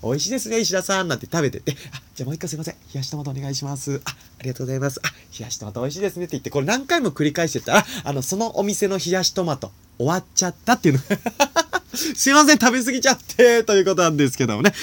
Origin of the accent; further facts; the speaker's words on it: Nagano, Japan; 僕はね、あの、長野 県出身